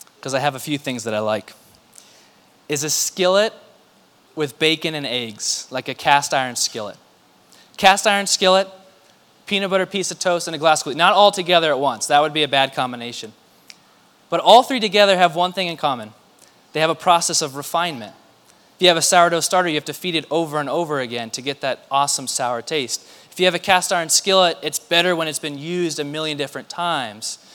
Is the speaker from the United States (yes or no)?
yes; Mesa, Arizona, United States; I grew up in Mesa, a very different uh, part of Mesa than downtown